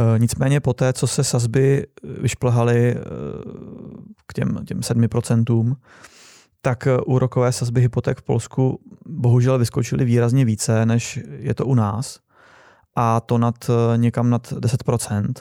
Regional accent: Czechia; moved away; also born or lived in Poland; My jsme Češi

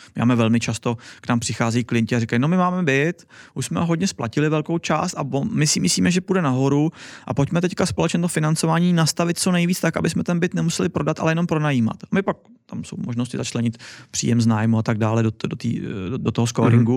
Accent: Czechia; now in Wrocław, Poland; tady u nás v Čechách

